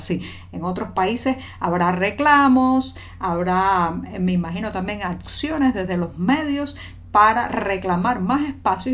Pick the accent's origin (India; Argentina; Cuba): Cuba; cubana, periodista, ciudadana